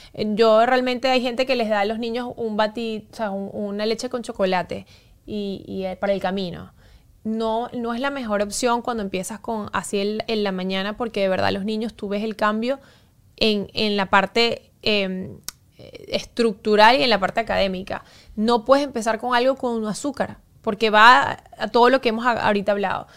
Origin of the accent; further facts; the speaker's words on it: Venezuela; como buen venezolana